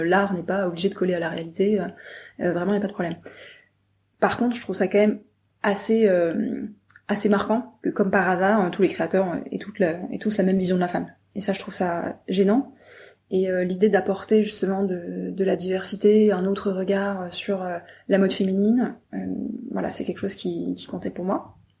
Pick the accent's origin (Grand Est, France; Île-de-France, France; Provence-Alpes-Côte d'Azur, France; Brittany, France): Brittany, France; je viens de Bretagne